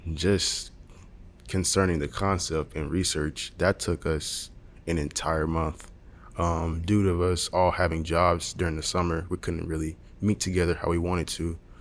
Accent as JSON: {"language": "English", "town": "Montgomery", "region": "Alabama", "country": "United States", "said": "I'm from Montgomery, Alabama"}